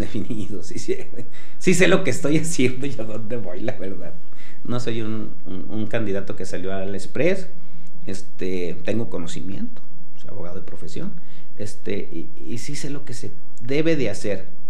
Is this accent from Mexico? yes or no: yes; Aguascalientes, Mexico; Los que nacimos en Aguascalientes